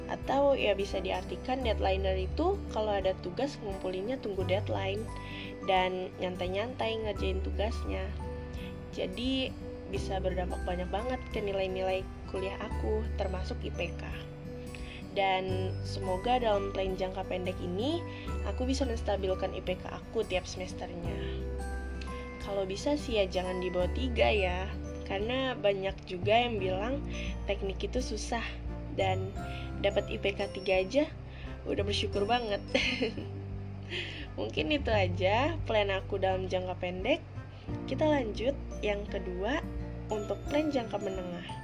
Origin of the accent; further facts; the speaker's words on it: Bandar Lampung, Lampung, Indonesia; Eh ya, kenalin … asal aku dari Bandar Lampung.